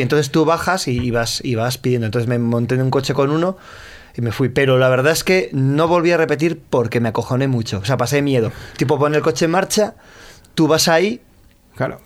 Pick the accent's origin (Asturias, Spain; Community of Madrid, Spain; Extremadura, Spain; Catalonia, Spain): Asturias, Spain; Gijón; soy de Gijón